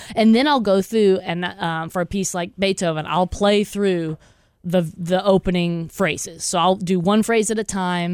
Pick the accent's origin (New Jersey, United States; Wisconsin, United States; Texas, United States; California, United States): Texas, United States; I grew up in Texas